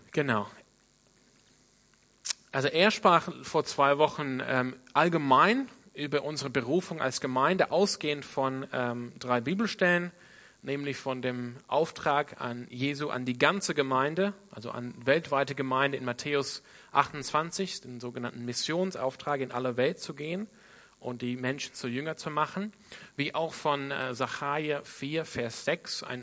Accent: Sydney, New South Wales, Australia; Ich komme ursprünglich aus Sydney in Australien.

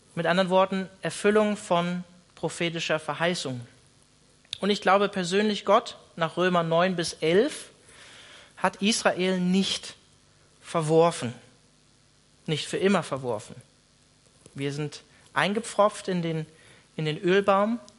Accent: Germany; wir als Deutsche

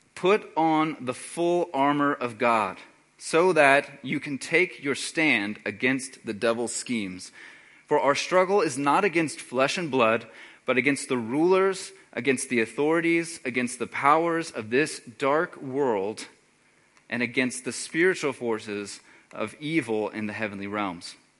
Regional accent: Texas, United States; moved away; I'm originally from Texas

